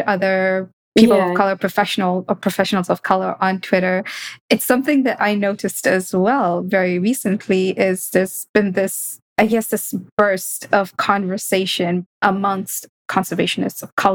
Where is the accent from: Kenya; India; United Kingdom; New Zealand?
Kenya; growing up in Kenya, we would refer to natural spaces as the bush